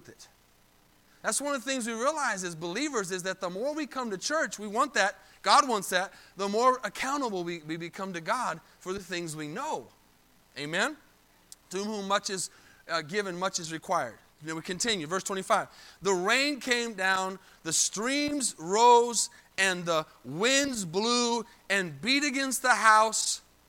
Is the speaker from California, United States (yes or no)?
no; Arizona, United States; now in Texas, United States; I'm from Arizona. I'm not from Texas.